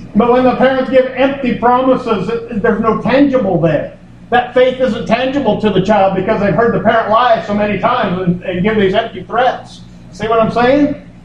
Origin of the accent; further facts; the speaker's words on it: United States; I'm an American